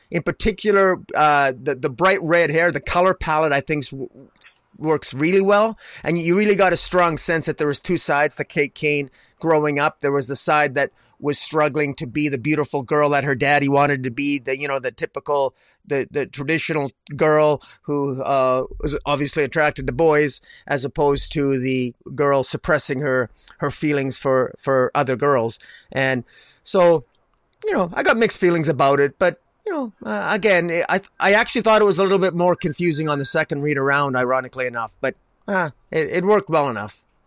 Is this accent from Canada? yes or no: yes; Alberta, Canada; I'm from Redneck, Alberta here.